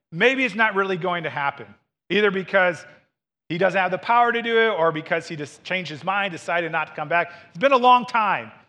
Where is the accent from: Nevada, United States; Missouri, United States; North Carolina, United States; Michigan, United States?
Missouri, United States; moved away; I grew up in Missouri